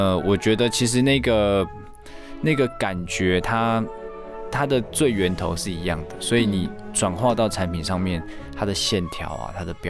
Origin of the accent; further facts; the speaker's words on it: Taiwan; 我因为我就在台湾长大，那受教育、工作一路都在台湾，那我我最熟的也就是台湾